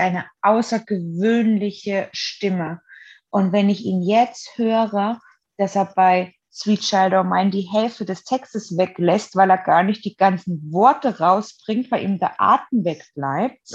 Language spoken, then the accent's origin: German; Germany; ich bin ja in der DDR geboren